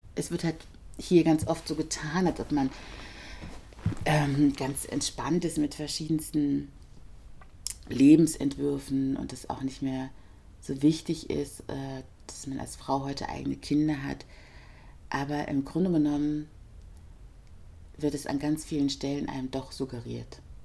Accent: Germany; born or raised there

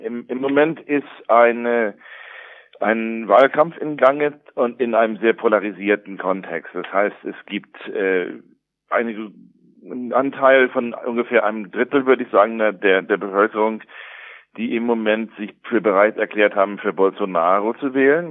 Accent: United States; also born or lived in Germany; now in Brazil; wie bei mir in den USA aufgewachsen ist

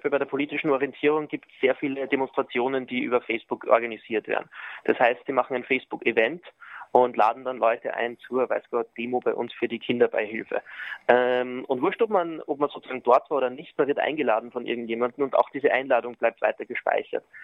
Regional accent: Austria; deswegen haben wir uns jetzt sozusagen als Österreicher nach dem irischen Recht gerichtet

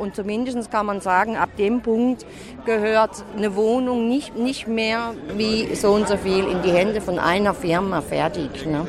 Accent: Lörrach area, Baden-Württemberg, Germany; Ich komme aus dem Raum Lörrach

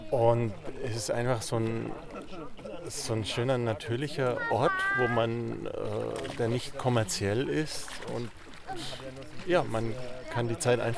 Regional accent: Hannover, Lower Saxony, Germany; Also wir, wir kommen tatsächlich nicht von hier, wir kommen aus Hannover

